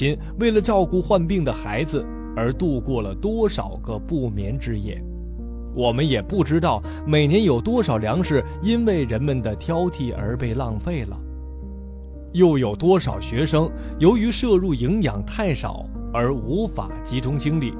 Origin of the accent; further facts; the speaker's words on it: China; 为了让各位呢更加了解我们中国人自己的健康状况，